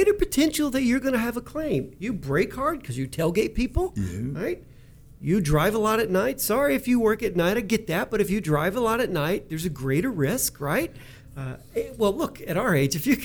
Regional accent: Kentucky, United States; I'm from Kentucky

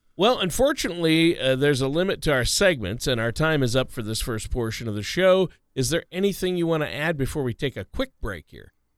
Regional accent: Minnesota, United States; home state of Minnesota

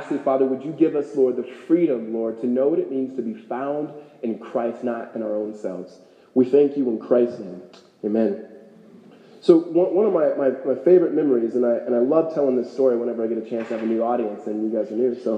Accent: Los Angeles, California, United States; moved away as an adult; now in Phoenix, United States; I grew up in California.

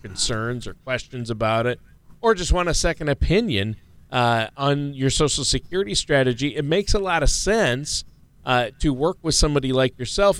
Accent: Minnesota, United States; I'm from Minnesota

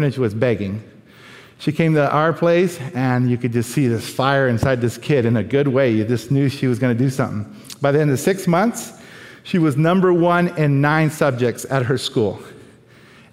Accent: Oakland, California, United States; first language Spanish; moved away as an adult; now in Thailand; I'm from Oakland

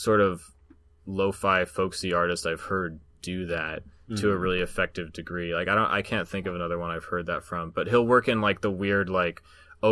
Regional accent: Southeast Alaska, United States; where I grew up in Southeast Alaska

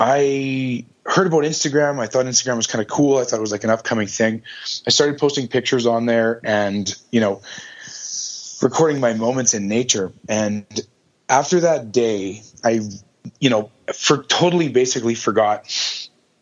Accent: Calgary, Alberta, Canada; born and raised in Calgary, Alberta

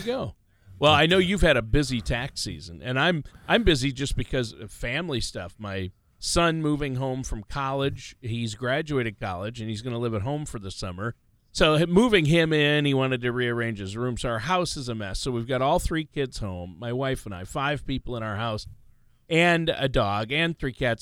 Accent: Minnesota, United States; also born or lived in South Dakota / Los Angeles, California / Nashville, Tennessee; I grew up in Minnesota, right uh, about 50 miles straight east of the South Dakota border

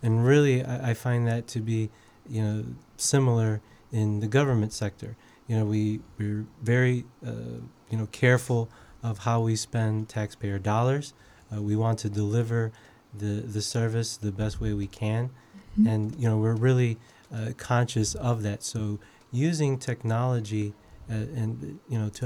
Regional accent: Chicago, Illinois, United States; So I'm a native Chicagoan. I grew up in the Logan Square neighborhood, as well as the Belmont Cragen neighborhood.

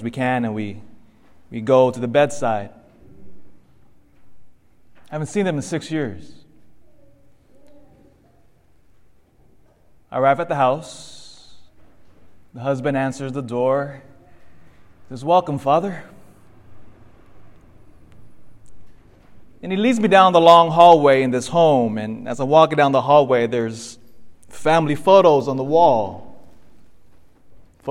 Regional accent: Elk Grove, California, United States; also born or lived in Philippines (ancestry) / Davis, California; my family's from the Philippines, but I was born here, raised in, here in the States. In fact, grew up in Elk Grove

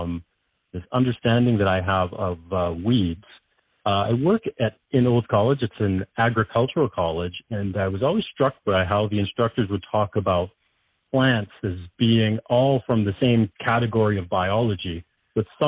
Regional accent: Alberta, Canada; I grew up in Alberta

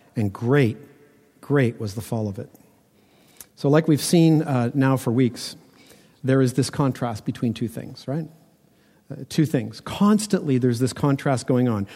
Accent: Toronto, Ontario, Canada; growing up in Toronto that when we built houses that they all had basements

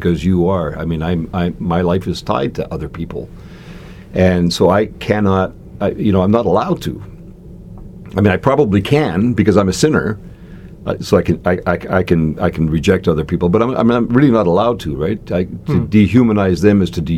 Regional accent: Canada; I am a Canadian citizen

